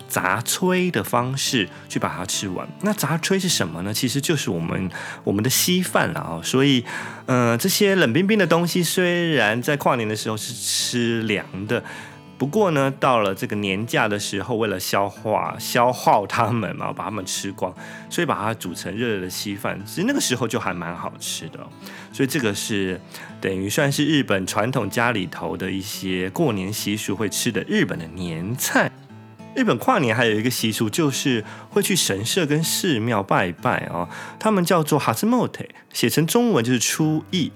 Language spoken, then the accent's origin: Chinese; Taiwan; now in Japan; 其实我们台湾人大概应该不会喜欢这个东西的